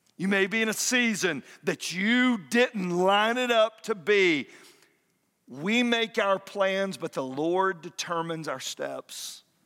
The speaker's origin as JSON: {"language": "English", "town": "Fayetteville", "region": "Georgia", "country": "United States", "tie": "born or raised there", "moved": "as an adult", "lives_now": "Kennesaw, United States", "said": "move back to my hometown of Fayetteville"}